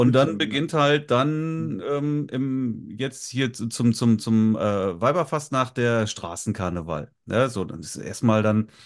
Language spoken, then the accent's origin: German; Northern Germany, Germany; Aschermittwoch heißt bei uns im Norden Mittwoch.